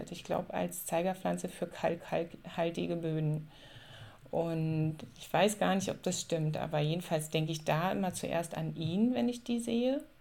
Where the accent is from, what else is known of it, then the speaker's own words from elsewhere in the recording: Spremberg, Brandenburg, Germany; Ich bin in der Niederlausitz aufgewachsen, in einer ähm, Tagebaugegend, da um Spremberg rum. Und das, äh, da ist heute mittlerweile eine riesengroße Seenlandschaft entstanden.